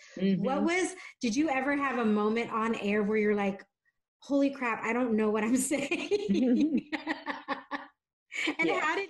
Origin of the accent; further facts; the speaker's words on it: San Diego, California, United States; I was born and raised here, born and raised in San Diego. My parents' first language was Spanish, but when they were little, they would always get in trouble for speaking Spanish. So they made sure that we spoke English.